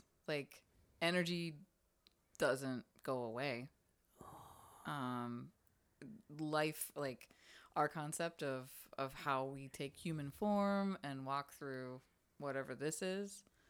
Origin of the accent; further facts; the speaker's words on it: Pittsburgh, Pennsylvania, United States; Because I'm from the North.